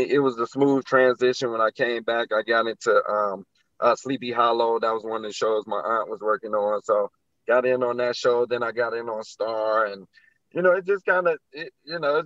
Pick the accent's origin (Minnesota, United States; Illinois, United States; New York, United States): Illinois, United States; Chicago; Growing up in Chicago